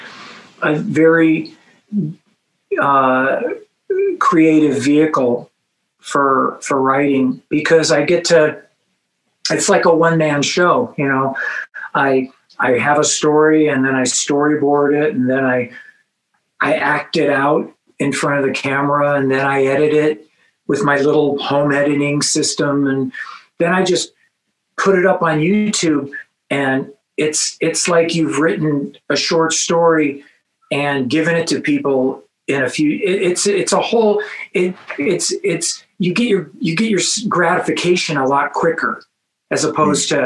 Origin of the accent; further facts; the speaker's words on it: Los Angeles, California, United States; where I grew up in Los Angeles